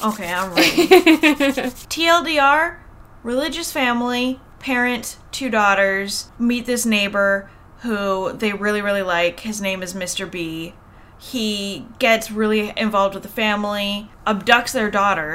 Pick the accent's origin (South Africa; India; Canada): Canada; we're Canadian